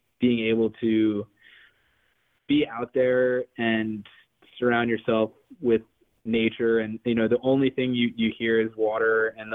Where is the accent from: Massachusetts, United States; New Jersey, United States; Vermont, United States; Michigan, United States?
New Jersey, United States; also born or lived in Sewanee, Tennessee; I grew up in New Jersey